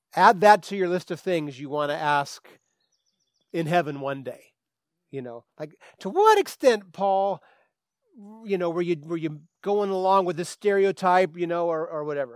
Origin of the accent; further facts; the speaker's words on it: Santa Rosa, California, United States; Northwest Santa Rosa, well, then I could do that because that's where I'm from